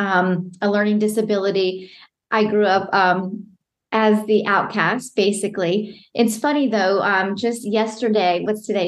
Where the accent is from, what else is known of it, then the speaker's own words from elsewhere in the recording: Atlanta, Georgia, United States; also born or lived in London; I am from Atlanta, Georgia. I grew up in Atlanta, Georgia, and I've lived here my whole life